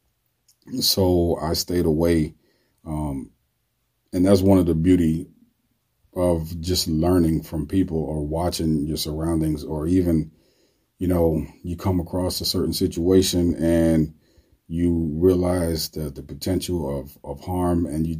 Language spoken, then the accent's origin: English; New York City, New York, United States; My neighborhood, I grew up in the South Bronx, was a pretty bad neighborhood.